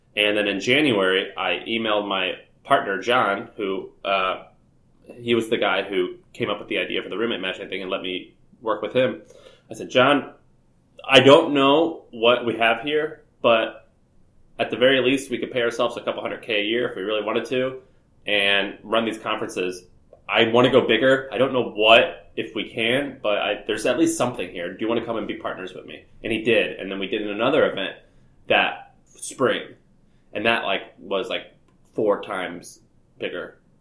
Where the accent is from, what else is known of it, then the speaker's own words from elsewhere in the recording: St. Louis, Missouri, United States; moved away as an adult; also born or lived in Nashville, Tennessee; I'm from Missouri, uh, St. Louis, Missouri, I uh, grew up there